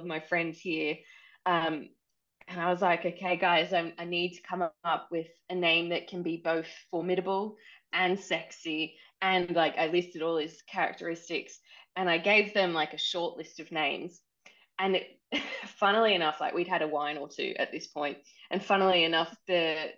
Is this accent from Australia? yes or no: yes; Australia; now in New Zealand; I'm Australian, but I live in New Zealand